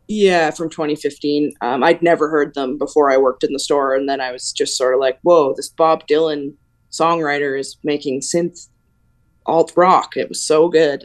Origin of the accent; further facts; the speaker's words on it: Alberta, Canada; when we were kids, like you're saying in Alberta